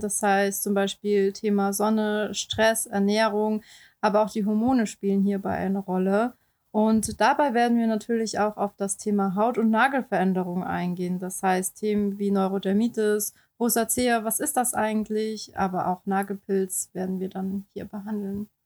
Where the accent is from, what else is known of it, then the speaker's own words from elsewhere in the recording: Baden-Württemberg, Germany; moved away as an adult; also born or lived in Heidelberg / Oldenburg; now in Hamburg, Germany; komme gebürtig aus Baden-Württemberg